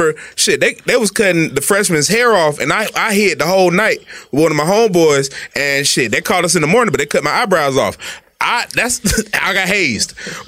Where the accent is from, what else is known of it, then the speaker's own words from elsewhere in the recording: Atlanta, Georgia, United States; I'm from Atlanta. Yeah, my mom was a speech therapist. So that's why I talk so good.